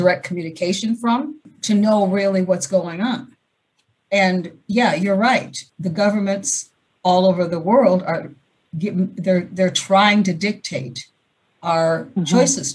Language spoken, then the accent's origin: English; Seattle, Washington, United States; moved away; also born or lived in Portland / Sedona; I'm from Seattle